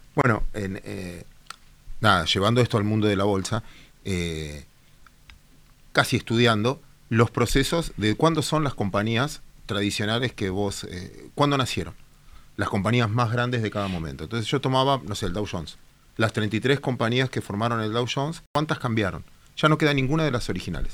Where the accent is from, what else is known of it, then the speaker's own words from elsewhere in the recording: Mar del Plata, Buenos Aires Province, Argentina; como marplatense